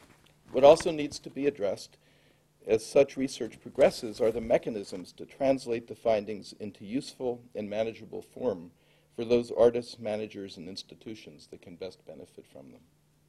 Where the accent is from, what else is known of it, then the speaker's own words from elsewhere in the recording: New Jersey, United States; growing up in New Jersey as I did.